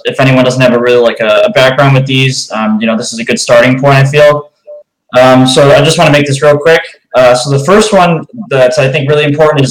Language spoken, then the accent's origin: English; New York, United States; now in Chicago, United States; I'm from New York. I live in Chicago now